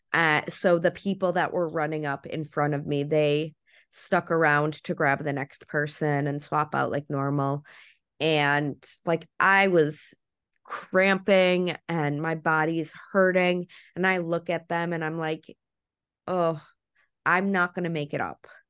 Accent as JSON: {"language": "English", "region": "Wisconsin", "country": "United States", "said": "I'm from Wisconsin"}